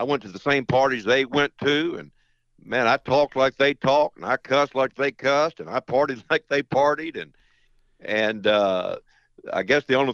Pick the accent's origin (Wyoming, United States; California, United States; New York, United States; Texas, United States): Texas, United States; Friendswood; moved away as an adult; also born or lived in Lynchburg, Virginia; We grew up in a little town right outside of Houston, Texas, called Friendswood, Texas